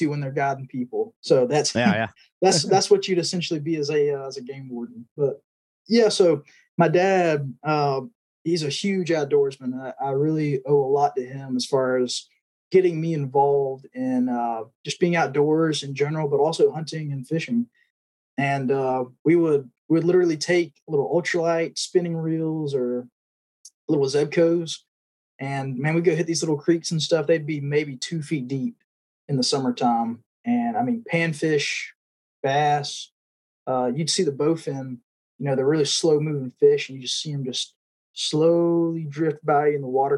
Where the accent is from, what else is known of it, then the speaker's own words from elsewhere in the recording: Georgia, United States; So I'm originally from Georgia, born and raised.